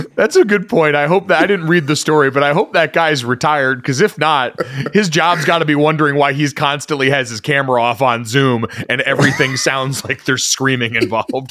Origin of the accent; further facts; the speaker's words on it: Orlando, Florida, United States; moved away; I grew up in Orlando for a little bit as a kid